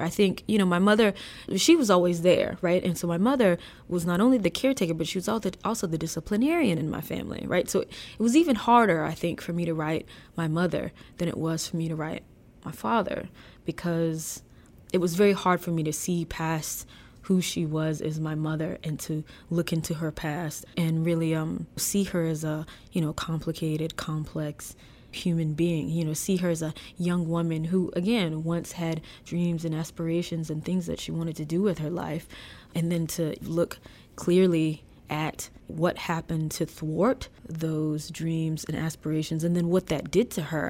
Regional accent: DeLisle, Mississippi, United States; moved away as an adult; I live in my hometown now, I decided to move back.

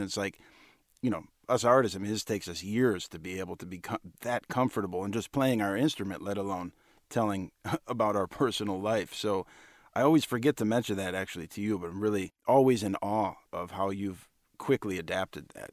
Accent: Cleveland, Ohio, United States; my hometown in Cleveland

